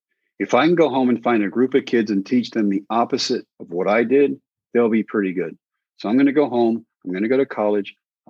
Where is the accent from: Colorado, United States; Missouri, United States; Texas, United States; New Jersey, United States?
Texas, United States; Brownwood; I come from Brownwood where I'd strike out everybody at home.